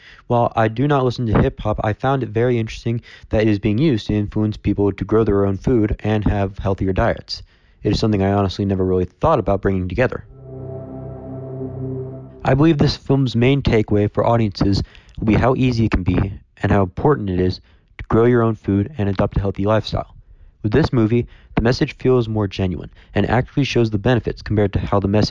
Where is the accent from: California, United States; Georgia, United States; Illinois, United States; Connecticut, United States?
Georgia, United States; Woodstock; I'm from Woodstock, Georgia